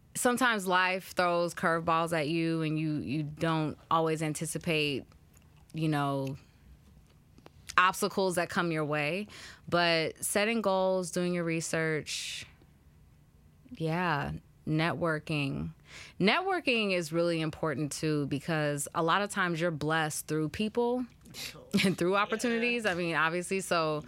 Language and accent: English; the Bay Area, California, United States; moved away as an adult; also born or lived in Chicago; I'm from Cali, I'm from the Bay, I'm used to mild weather